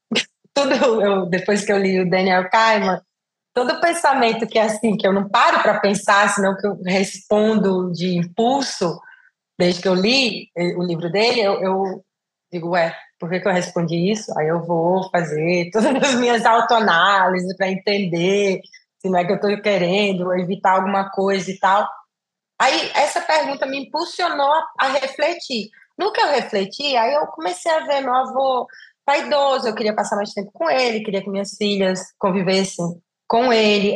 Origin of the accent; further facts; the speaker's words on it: Brazil; moved away as an adult; also born or lived in Italy; saí do Brasil, né? Passei mais de 23 anos fora